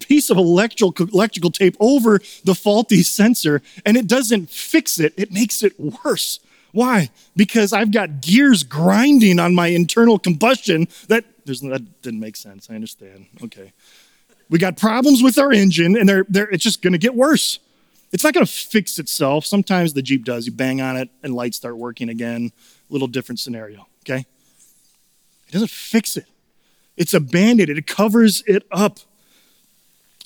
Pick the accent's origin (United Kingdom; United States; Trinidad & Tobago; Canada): United States; Chicago, Illinois; also born or lived in Minnesota; now in St. Paul, United States; Growing up in Chicago